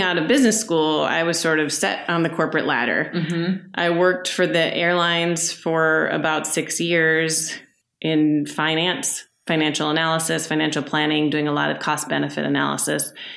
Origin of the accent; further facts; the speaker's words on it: Minneapolis, Minnesota, United States; I am from Minneapolis. I grew up here. I left for a while